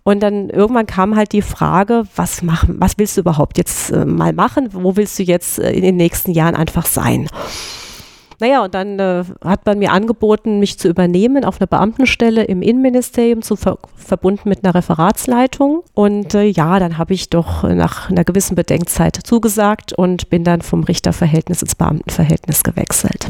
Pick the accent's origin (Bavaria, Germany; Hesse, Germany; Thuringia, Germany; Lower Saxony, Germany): Hesse, Germany; Groß-Gerau; ich komme aus, aus der Gegend, genau, aus Groß-Gero eigentlich.